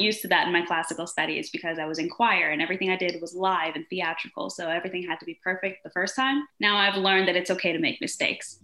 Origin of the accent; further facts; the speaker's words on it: Denmark; also born or lived in Brazil; now in New York, United States; I'm from Denmark and I'm also half Brazilian, but I live here in New York